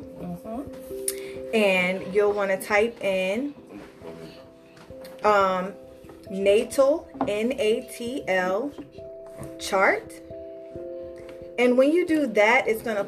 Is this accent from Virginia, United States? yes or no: yes; Richmond, Virginia, United States; from Richmond, Virginia